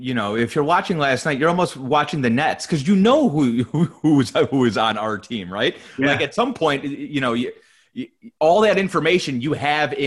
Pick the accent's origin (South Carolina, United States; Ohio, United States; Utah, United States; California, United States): Ohio, United States; Cleveland; moved away as an adult; now in Orlando, United States; I grew up in Cleveland